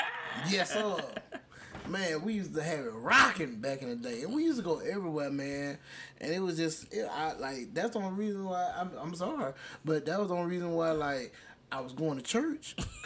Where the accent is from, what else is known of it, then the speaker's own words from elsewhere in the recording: Alabama, United States; I just say I'm Southern Baptist because I'm from Alabama.